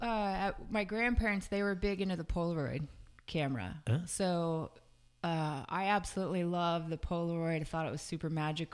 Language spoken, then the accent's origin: English; Fort Dix, New Jersey, United States; born there; So grew up, I was born at Fort Dix, New Jersey.